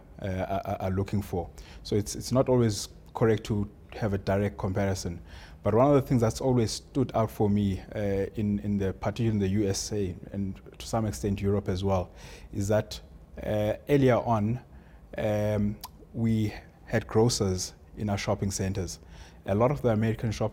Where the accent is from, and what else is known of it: South Africa